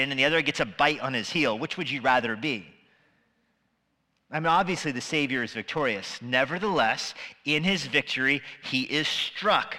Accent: Albuquerque, New Mexico, United States; now in Virginia, United States; I grew up in Albuquerque

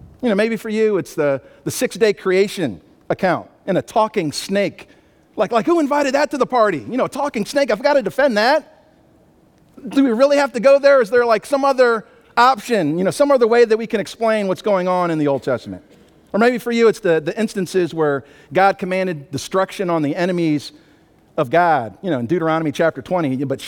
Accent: Albany, New York, United States; also born or lived in Maryland / California / Arkansas; I grew up in upstate New York, Albany, New York, lived in Maryland, California, Arkansas, so don't try to figure out where the accent comes from, but the speed never left.

